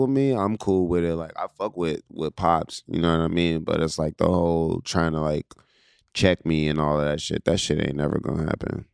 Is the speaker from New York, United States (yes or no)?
no; Pittsburgh, Pennsylvania, United States; I'm from Pittsburgh